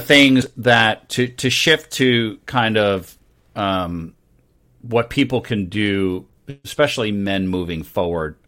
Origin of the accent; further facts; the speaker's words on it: New York, United States; I grew up in New York